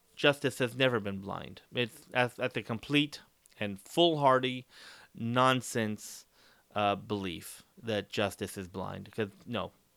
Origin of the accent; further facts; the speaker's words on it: Dos Palos, California, United States; my hometown of Dallas Palace